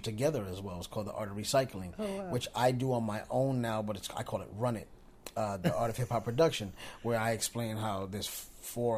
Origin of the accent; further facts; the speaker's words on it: New York City, New York, United States; moved away; also born or lived in Long Island; I'm from the Bronx originally before I moved to Long Island